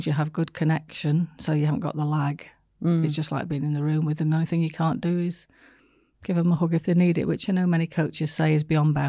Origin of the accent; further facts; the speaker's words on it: the north of England, United Kingdom; From the north of England.